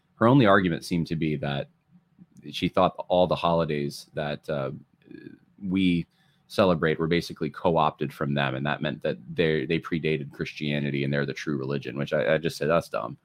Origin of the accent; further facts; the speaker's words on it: outside of LA, California, United States; now in New York, United States; I was born actually in California, which, uh, the, outside of L A, very progressive area